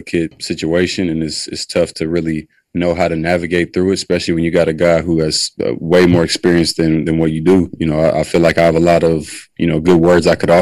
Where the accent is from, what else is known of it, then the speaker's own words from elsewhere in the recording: East Palo Alto, California, United States; I'm from East Palo Alto, California. I grew up with $0